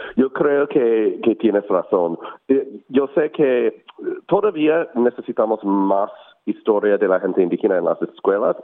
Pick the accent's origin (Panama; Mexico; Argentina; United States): United States; now in Melbourne, Australia; yo soy inmigrante de los Estados Unidos originalmente